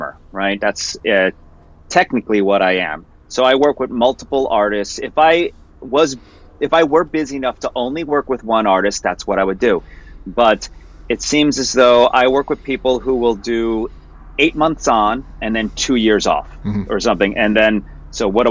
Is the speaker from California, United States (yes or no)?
no; Mount Arlington, New Jersey, United States; moved away as an adult; also born or lived in Morristown, New Jersey / Miami, Florida; I was born in Morristown. I grew up in an area called Mount Arlington.